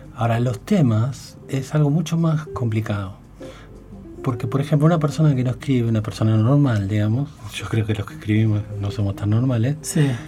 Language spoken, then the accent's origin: Spanish; Baradero, Buenos Aires Province, Argentina; moved away; era mi pueblo